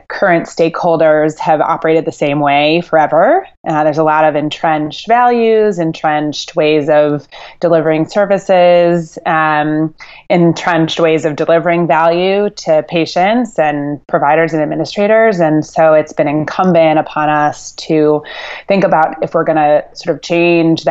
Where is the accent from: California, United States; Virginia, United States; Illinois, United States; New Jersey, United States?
Illinois, United States; Chicago; also born or lived in Boston, Massachusetts; I grew up in the northern suburbs of Chicago. I was originally born in Boston